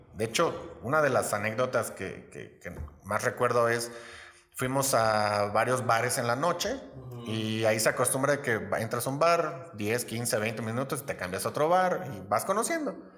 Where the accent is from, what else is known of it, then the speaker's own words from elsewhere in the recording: Los Mochis, Sinaloa, Mexico; moved away as an adult; now in Querétaro, Mexico; soy originario de Los Mochis, Sinaloa